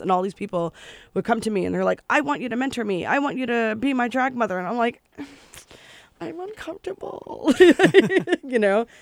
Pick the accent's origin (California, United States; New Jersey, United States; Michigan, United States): New Jersey, United States; growing up in New Jersey